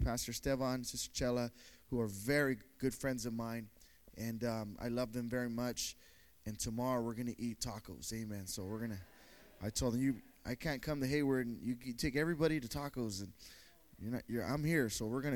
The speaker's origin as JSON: {"language": "English", "town": "Pretoria", "region": "Gauteng", "country": "South Africa", "said": "my city in Pretoria is not the most popular city"}